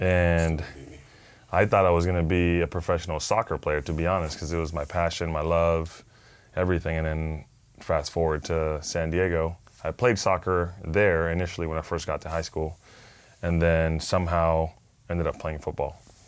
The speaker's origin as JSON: {"language": "English", "country": "Panama", "tie": "born or raised there", "first_language": "Spanish", "second_language": "English", "said": "Well, many people don't know, but I'm originally from Panama, mm-hmm. born and raised. I speak two languages, Spanish being number one."}